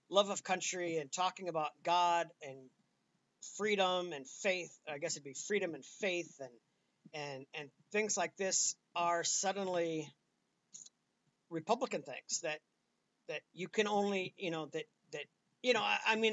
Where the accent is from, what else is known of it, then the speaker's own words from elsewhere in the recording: United States; I'm an American